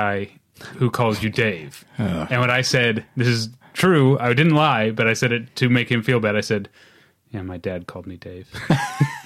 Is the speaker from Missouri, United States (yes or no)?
yes; St. Louis, Missouri, United States; I'm from St. Louis